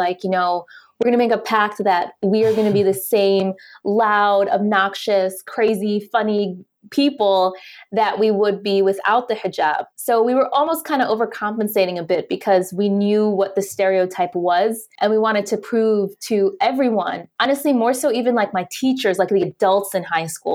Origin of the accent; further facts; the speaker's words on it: Detroit, Michigan, United States; also born or lived in Chicago / Dubai; now in New York City, United States; I'm originally from Detroit, Michigan